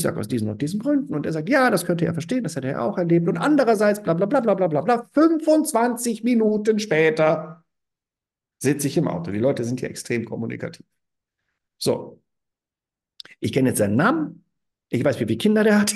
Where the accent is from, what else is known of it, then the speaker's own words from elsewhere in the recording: small town near Frankfurt am Main, Hesse, Germany; moved away as an adult; now in Argaka, Cyprus; ich komme aus Deutschland, dann, ah, Deutschland, ah, wo denn genau? Ja, Frankfurt am Main in der Nähe, in der Kleinstadt.